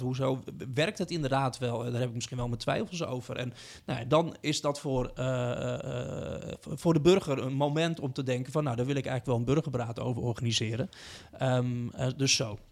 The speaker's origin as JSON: {"language": "Dutch", "region": "Utrecht", "country": "Netherlands", "said": "ik kom uit Utrecht"}